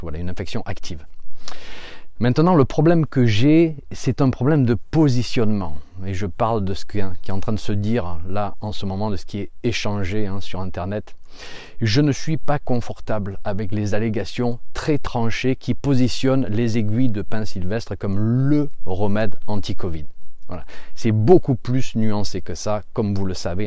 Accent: France; chez nous en France

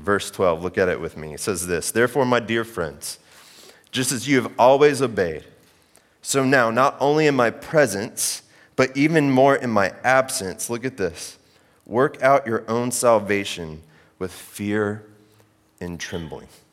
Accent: Oklahoma, United States; moved away; I grew up in Oklahoma

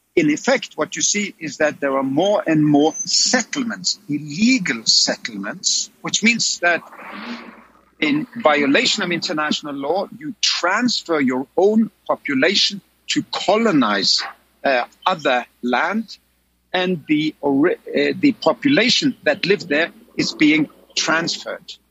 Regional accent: Oslo, Norway; my hometown of Oslo in Norway

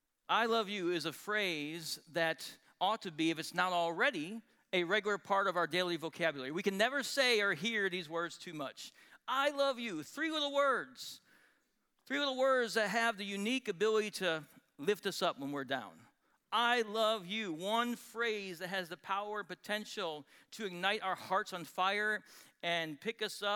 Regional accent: Wisconsin, United States; now in Texas, United States; So I'm born and raised in Wisconsin. I'm a cheesehead, although I've never actually worn a cheese hat on my head.

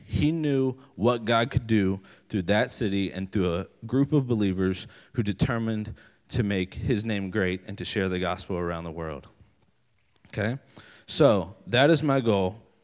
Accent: West Virginia, United States; moved away as an adult; now in Maryland, United States; I am actually from West Virginia originally. Uh, I'm not from Maryland originally.

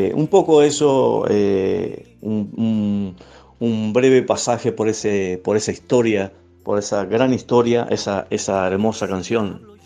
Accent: Soriano, Uruguay; el departamento soriano que me otorga eh, mi ciudad natal

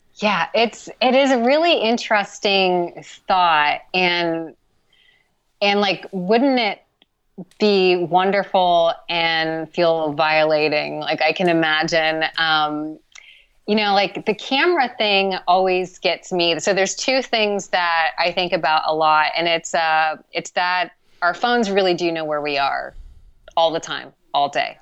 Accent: Columbus, Ohio, United States; moved away as an adult; also born or lived in Austin, Texas / Los Angeles, California; now in Montreal, Canada; I'm from Columbus, Ohio.

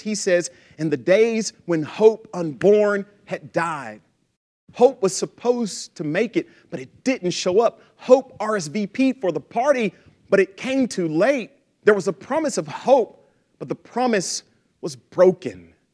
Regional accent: Lufkin, Texas, United States; I grew up in Texas. I'm a Texan.

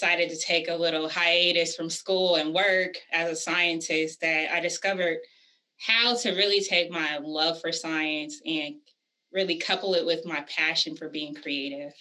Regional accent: Vallejo, California, United States; moved away as an adult; also born or lived in Washington, D.C. / Maryland / New York; I'm originally from the Bay Area, California, a small city called Vallejo, California

